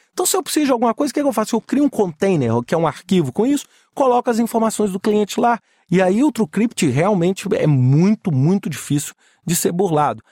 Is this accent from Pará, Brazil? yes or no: no; Minas Gerais, Brazil; Eu sou mineiro